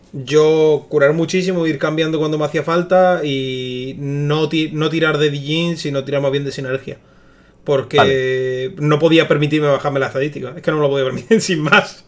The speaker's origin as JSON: {"language": "Spanish", "town": "El Ejido", "region": "Andalusia", "country": "Spain", "said": "de aquí de mi tierra"}